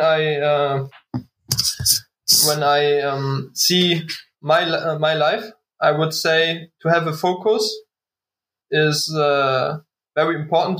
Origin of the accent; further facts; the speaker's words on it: Waren, Mecklenburg-Vorpommern, Germany; English is a second language; now in Berlin, Germany; love from Waren, Müritz, my hometown.